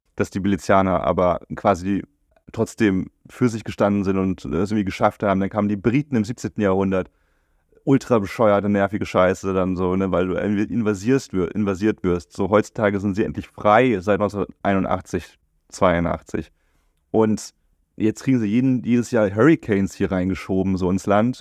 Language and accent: German; Germany; durch mein Aufwachsen in Deutschland